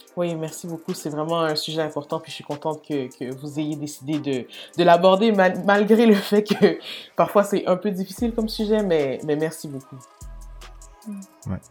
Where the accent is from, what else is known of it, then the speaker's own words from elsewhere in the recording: L'Assomption, Quebec, Canada; also born or lived in Montreal; je suis née à Sainte-Justine. je suis quand même, je au Québec depuis toutes les années de ma vie. Euh, hmm. J'ai célébré la Saint-Jean régulièrement